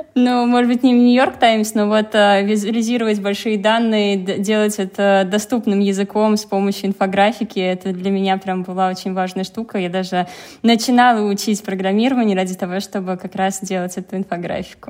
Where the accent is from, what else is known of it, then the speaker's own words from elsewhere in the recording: Penza, Penza Oblast, Russia; Я родилась в Пензе